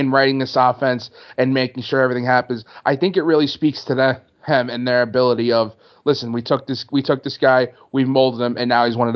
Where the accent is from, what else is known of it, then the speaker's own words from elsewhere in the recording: New York, United States; I was born in New York. I'm a New Yorker for life.